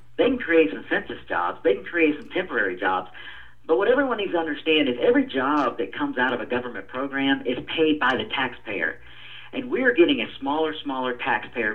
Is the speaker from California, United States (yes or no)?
no; Atlanta, Georgia, United States; I was born and raised in District 4 here in Atlanta